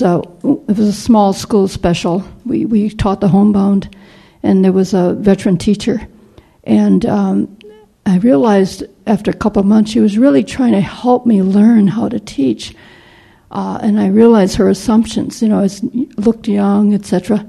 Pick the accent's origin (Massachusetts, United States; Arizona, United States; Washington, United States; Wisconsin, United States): Wisconsin, United States; Milwaukee; being Asian, growing up in Milwaukee, where there's very few Chinese at the time in the 40s